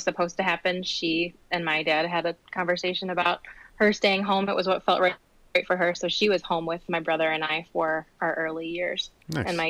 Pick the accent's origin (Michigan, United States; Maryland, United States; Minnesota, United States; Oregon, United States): Michigan, United States; Holly; born or raised there; also born or lived in Grosse Pointe, Michigan / White Lake, Michigan / Waterford, Michigan